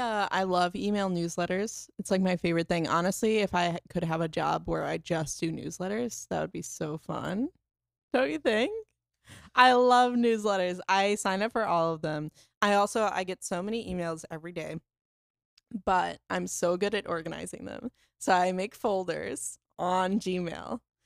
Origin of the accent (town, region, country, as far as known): Melbourne, Florida, United States; born or raised there; moved away